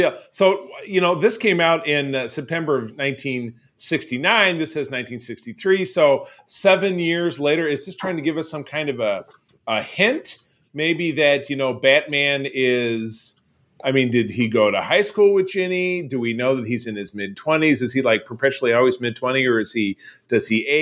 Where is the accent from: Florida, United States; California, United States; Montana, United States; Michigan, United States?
Michigan, United States; Grosse Pointe; the Notre Dame Pharmacy in my hometown of Grosse Pointe, Michigan.